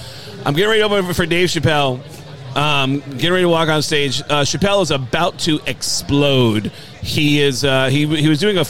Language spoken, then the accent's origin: English; New York City, New York, United States; I grew up in the Bronx